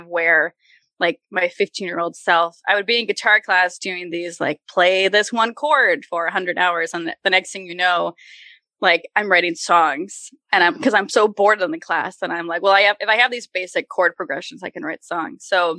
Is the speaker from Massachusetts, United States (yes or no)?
yes; Worcester, Massachusetts, United States; now in Los Angeles, United States; I label Worcester as my hometown in Massachusetts because that's where I live the longest.